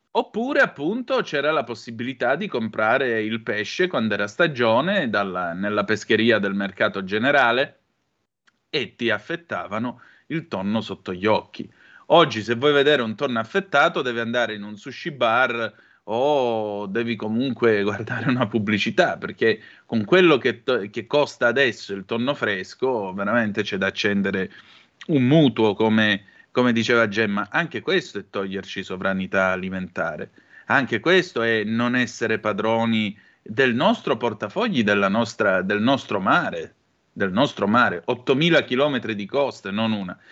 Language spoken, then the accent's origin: Italian; Vibo Valentia area, Calabria, Italy; dalle mie parti, lo sapete, c'è tonno Callipo, tonno Sardanelli